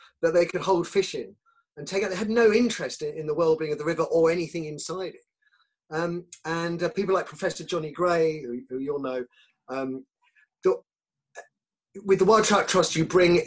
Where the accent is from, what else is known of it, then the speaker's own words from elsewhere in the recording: Croydon, London, United Kingdom; moved away as an adult; also born or lived in Swaffham; I'm from Croydon